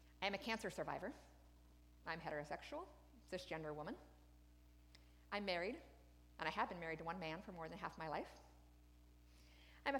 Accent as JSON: {"language": "English", "region": "Wyoming", "country": "United States", "tie": "born or raised there", "said": "I was raised in Wyoming by a military family."}